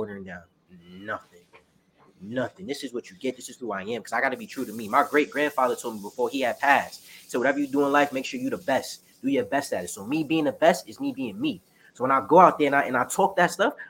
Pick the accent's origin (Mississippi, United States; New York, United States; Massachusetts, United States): New York, United States; New York City; I'm from the Bronx, I'm from Kingsbridge